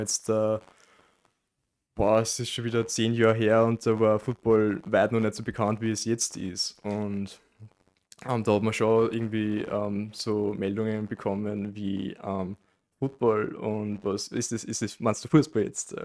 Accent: Amstetten, Lower Austria, Austria; now in Linz, Austria

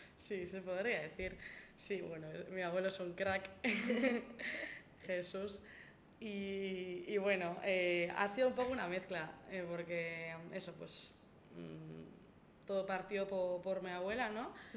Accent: Elgoibar, Basque Country, Spain; del Goibar de mi pueblo

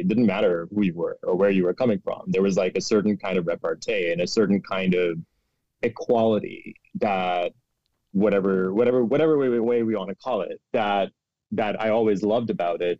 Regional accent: Karachi, Sindh, Pakistan; moved away as an adult; I am a hundred percent Karachi boy. Like I was born in Karachi. I grew up in Karachi

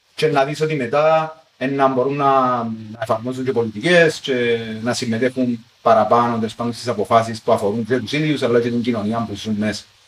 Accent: Cyprus; ότι εγώ είμαι Κύπριος

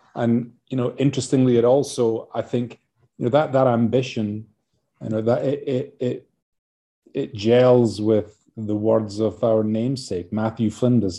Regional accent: Scotland, United Kingdom; now in Adelaide, Australia; as you can tell from my accent. I'm, uh, you know, from Scotland originally

